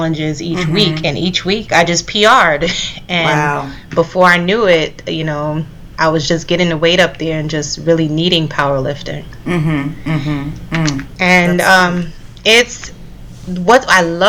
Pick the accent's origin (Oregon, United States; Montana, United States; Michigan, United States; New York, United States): New York, United States; New York City; I'm a Brooklyn girl, heart and soul, native New Yorker. I'm from Brooklyn, East Flatbush.